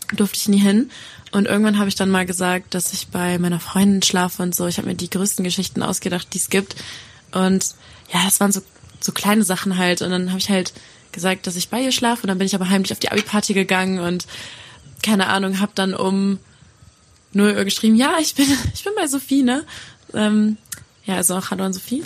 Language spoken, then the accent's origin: German; Gerlingen, Sauerland, North Rhine-Westphalia, Germany; also ich komme aus Gerling, heißt das. Das ist im Sauerland.